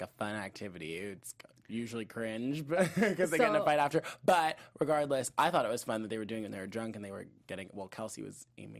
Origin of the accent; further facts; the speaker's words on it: Arizona, United States; And where are you from again? Arizona.